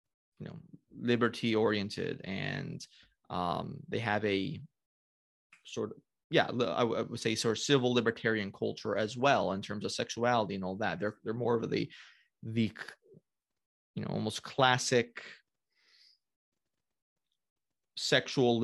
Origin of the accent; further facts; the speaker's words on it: United States; I am an American